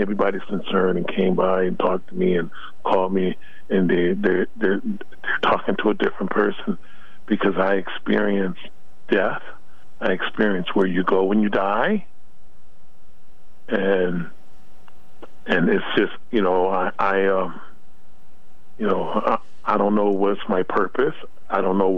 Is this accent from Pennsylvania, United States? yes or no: no; Los Angeles, California, United States; I was born and raised in Los Angeles.